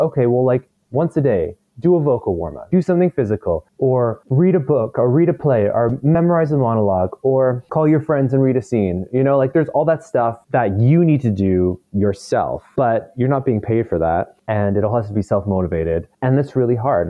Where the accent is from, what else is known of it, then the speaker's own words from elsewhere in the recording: Victoria, British Columbia, Canada; now in Vancouver, Canada; Victoria, which is my hometown